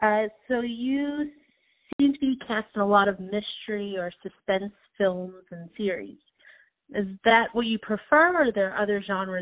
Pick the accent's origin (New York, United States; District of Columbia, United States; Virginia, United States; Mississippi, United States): New York, United States; I don't think I would have known if I didn't grow up in New York.